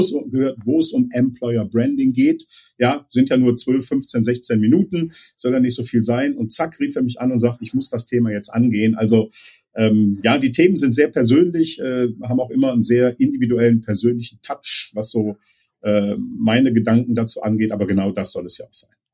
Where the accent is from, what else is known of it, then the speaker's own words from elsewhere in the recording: Leverkusen, North Rhine-Westphalia, Germany; meine Heimat in Leverkusen